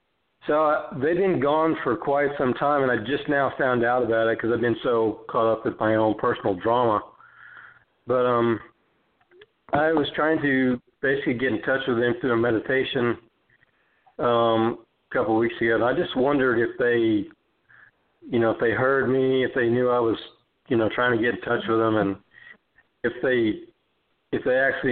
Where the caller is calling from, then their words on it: Las Vegas, Nevada, United States; from Las Vegas.